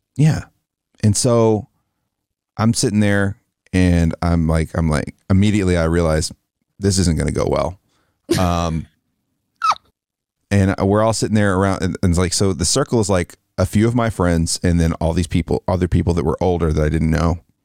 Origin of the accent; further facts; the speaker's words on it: the South, United States; Growing up in the South